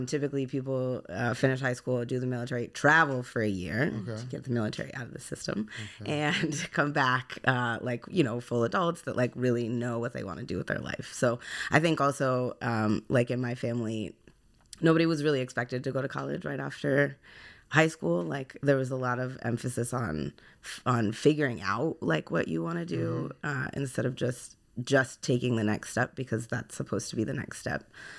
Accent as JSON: {"language": "English", "region": "West Coast", "country": "United States", "tie": "born there", "also_born_or_lived": "Israel", "lives_now": "Baltimore, United States", "said": "I was born on the West Coast. I lived in Israel for a while, and I've been in Baltimore for 10 years."}